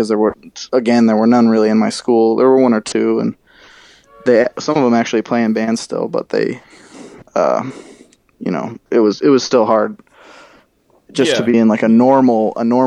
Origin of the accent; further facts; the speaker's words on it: Connecticut, United States; we were growing up in Connecticut